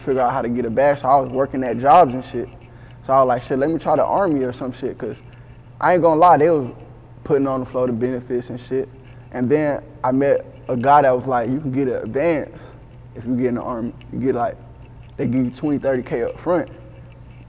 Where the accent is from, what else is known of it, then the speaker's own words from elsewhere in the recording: Texas, United States; also born or lived in Cleveland, Ohio; I'm from Cleveland, Ohio, but I would say I was raised in Texas. For real, like San Antonio area, Houston area